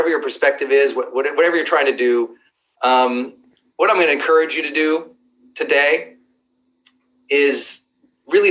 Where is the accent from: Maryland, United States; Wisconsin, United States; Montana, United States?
Montana, United States; I'm a kid from Montana.